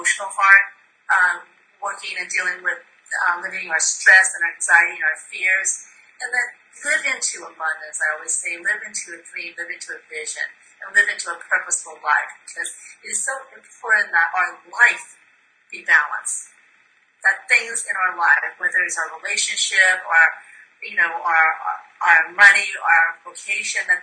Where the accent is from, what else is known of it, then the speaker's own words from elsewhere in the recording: Myanmar; now in United States; I was born in Burma, now Myanmar, and my mom's a physician